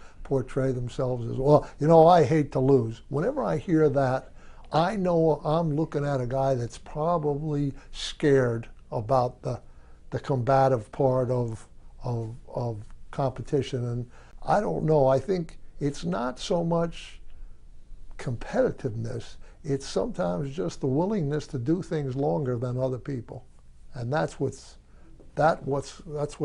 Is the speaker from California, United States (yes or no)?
no; New Jersey, United States; born or raised there; moved away as an adult